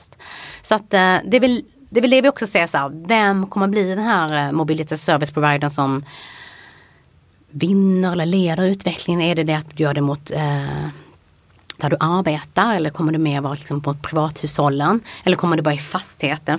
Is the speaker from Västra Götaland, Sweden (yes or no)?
no; Helsingborg, Skåne, Sweden; moved away; jag kom från Helsingborg